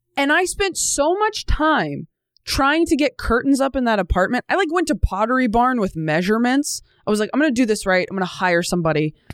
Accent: California, United States; moved away as an adult; also born or lived in Los Angeles, United States; now in New York, United States; I grew up in California, so it wasn't like a huge move

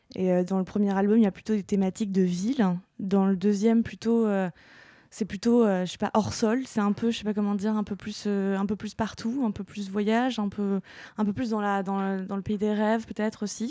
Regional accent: Normandy, France; Je suis normande

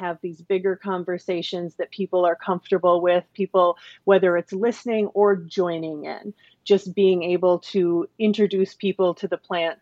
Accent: Minnesota, United States; moved away as an adult; also born or lived in Chicago, Illinois; I moved from Chicago, where I'd spent the last 15 years, back to my home state of Minnesota

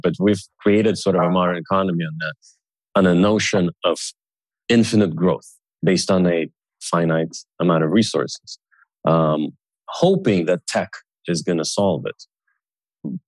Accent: Sweden; I was growing up in Sweden, you know, with Russian parents.

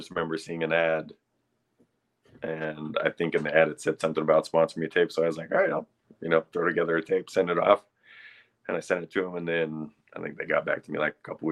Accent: Salt Lake City, Utah, United States; also born or lived in St. George, Utah; So, born and raised in Salt Lake. I think I was 17. It was my junior year, and we moved to St. George.

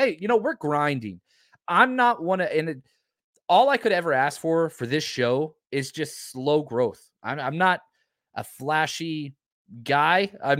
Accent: Dallas, Texas, United States; They're just not the team I grew up rooting for in Dallas.

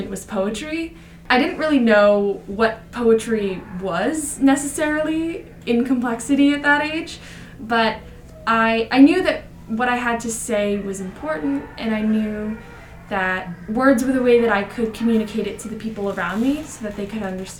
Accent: New York City, New York, United States; My hometown of Jackson Heights represents 167 spoken languages

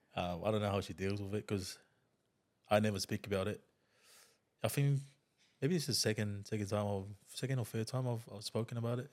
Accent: Tonga; English is a second language; moved away as an adult; also born or lived in New Zealand; when I was a kid, I grew up in Tonga

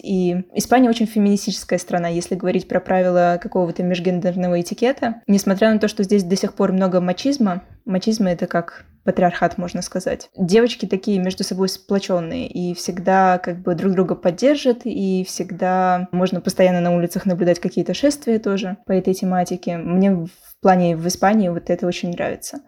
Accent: Moscow, Russia; now in Cádiz, Spain; я из Москвы

